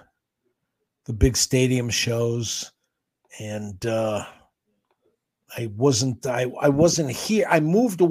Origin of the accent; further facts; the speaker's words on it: Cleveland, Ohio, United States; living in Cleveland, growing up in Cleveland